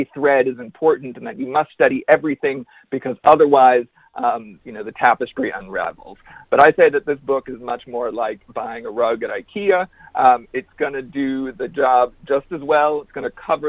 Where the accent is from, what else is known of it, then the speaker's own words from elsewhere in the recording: Wisconsin, United States; I grew up in Wisconsin